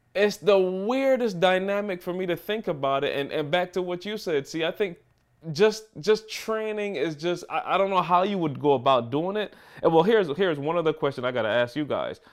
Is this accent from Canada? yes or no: no; Barbados; now in Michigan, United States; growing up in Barbados